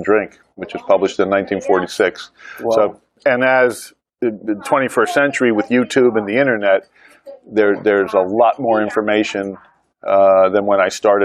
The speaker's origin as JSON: {"language": "English", "town": "Wayne", "region": "New Jersey", "country": "United States", "tie": "born or raised there", "also_born_or_lived": "Santa Fe", "moved": "yes", "lives_now": "Atlanta, United States", "said": "I grew up in New Jersey"}